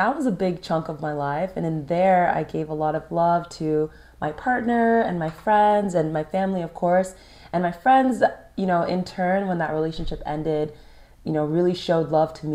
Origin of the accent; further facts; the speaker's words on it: California, United States; We had growing up in California in common